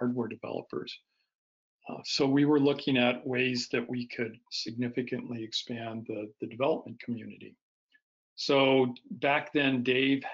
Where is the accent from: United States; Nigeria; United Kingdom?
United States; Bay Area, California; I grew up in the Bay Area of California